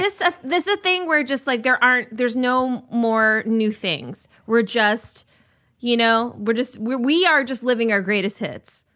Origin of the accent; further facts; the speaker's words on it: Minnesota, United States; I'm from Minnesota